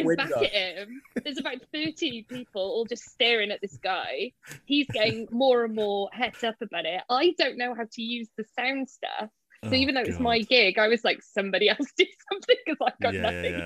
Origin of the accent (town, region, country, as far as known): Cardiff, Wales, United Kingdom; moved away as an adult; also born or lived in Limehouse; now in London, United Kingdom